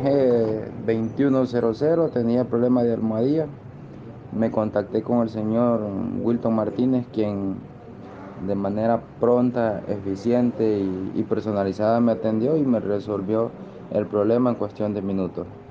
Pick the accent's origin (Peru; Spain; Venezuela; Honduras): Honduras; soy de Honduras